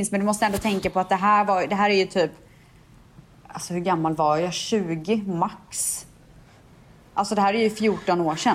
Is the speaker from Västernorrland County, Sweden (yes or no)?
no; Umeå, Västerbotten County, Sweden; jag var värsta fjortisen ifrån Umeå.